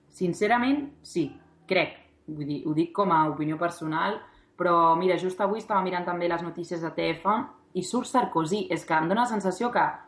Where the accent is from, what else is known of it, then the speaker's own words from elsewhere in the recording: Barcelona, Catalonia, Spain; moved away as an adult; now in Nantes, France; sóc de Barcelona